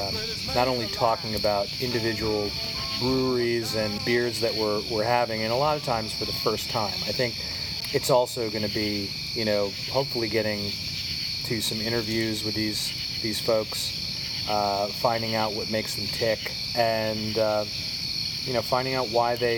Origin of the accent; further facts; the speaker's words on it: upstate New York, United States; moved away as an adult; now in New Jersey, United States; I'm a New Yorker from birth. I grew up in upstate New York